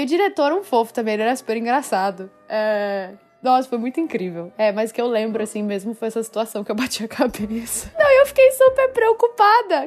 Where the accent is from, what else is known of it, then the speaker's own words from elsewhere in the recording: Ribeirão Preto, São Paulo, Brazil; moved away as an adult; also born or lived in Batatais; Eu nasci em São Paulo. Na verdade, não na cidade, eu sou do interior. É, eu nasci numa cidade eu nasci em Ribeirão Preto, mas a minha família é de Batatais. E, mas eu sempre morei em São Paulo